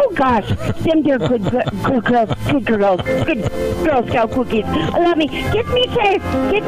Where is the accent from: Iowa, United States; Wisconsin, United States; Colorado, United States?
Wisconsin, United States; I'm from Wisconsin.